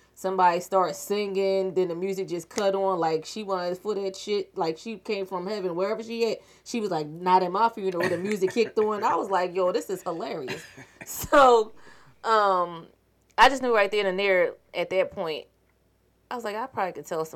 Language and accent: English; Philadelphia, Pennsylvania, United States; I am from Philadelphia, Pennsylvania.